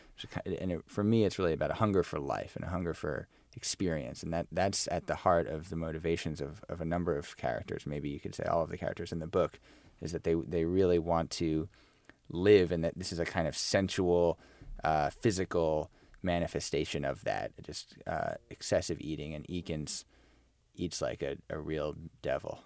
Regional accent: United States; as an American

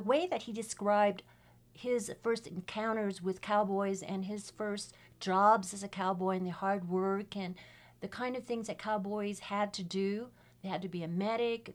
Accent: San Francisco, California, United States; I was also born and raised in San Francisco Chinatown

